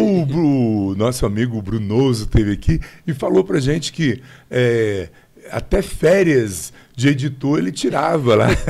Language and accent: Portuguese; Brasília, Federal District, Brazil; eu sou de Brasília, nascido e criado aqui